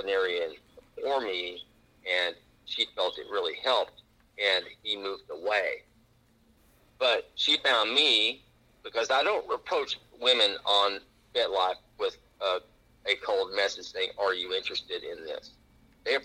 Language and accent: English; Texas, United States; moved away; also born or lived in Dallas; Growing up in Texas schools